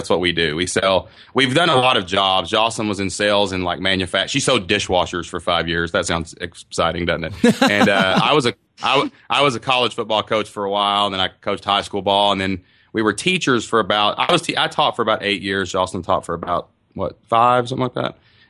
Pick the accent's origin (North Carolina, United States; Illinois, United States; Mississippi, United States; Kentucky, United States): Kentucky, United States; We live in a small town in southeast Kentucky down kind of by the mountains. So it's actually my hometown.